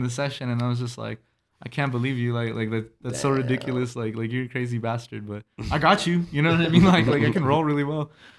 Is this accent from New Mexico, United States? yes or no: yes; Las Cruces, New Mexico, United States; From Cruces